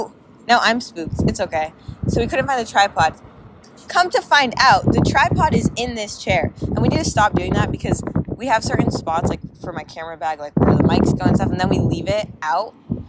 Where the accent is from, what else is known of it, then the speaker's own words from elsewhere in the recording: Massachusetts, United States; moved away as an adult; now in Burbank, United States; Technically, I'm from Massachusetts. I moved here, like, a year ago.